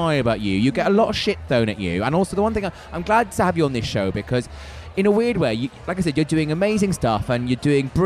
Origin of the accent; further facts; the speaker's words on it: United Kingdom; as British people